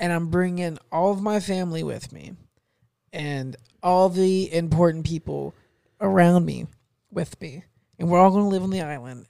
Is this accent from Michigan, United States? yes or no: no; Fort Meade, Florida, United States; also born or lived in Arcadia, Florida / Mulberry, Florida; I don't want to live in my hometown